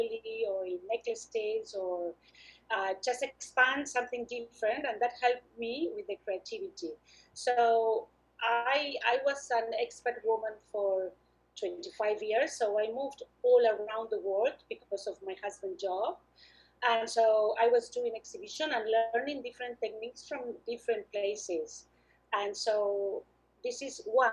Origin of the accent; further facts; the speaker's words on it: Argentina; moved away as an adult; also born or lived in United States / Brisbane; I'm originally from Argentina. I studied fine arts there